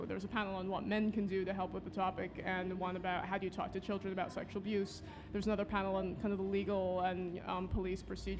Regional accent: United States; now in London, United Kingdom; I am Chinese American

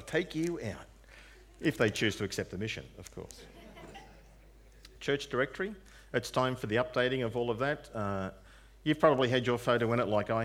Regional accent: Narrandera, New South Wales, Australia; moved away; Narendra, my hometown

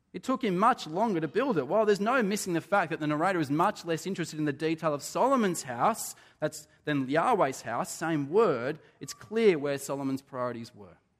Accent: Australia; being Australian

